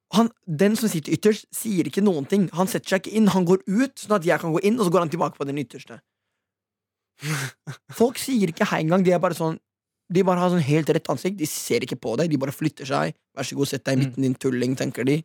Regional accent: Norway; Vi er nordmenn

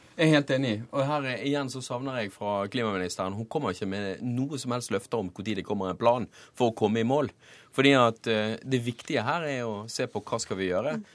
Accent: Bergen, Vestland, Norway; now in Oslo, Norway; der jeg kommer fra, i Bergen

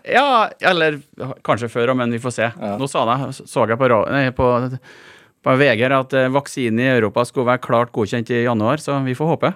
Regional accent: Malm, Trøndelag, Norway; moved away; jeg vokste opp i et gruvesamfunn

